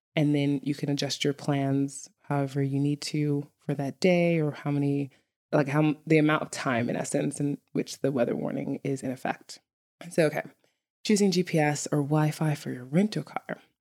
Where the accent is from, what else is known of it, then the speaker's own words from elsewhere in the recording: New York City, New York, United States; moved away as an adult; now in Iceland; a native New Yorker, li-, literally growing up in Brooklyn, New York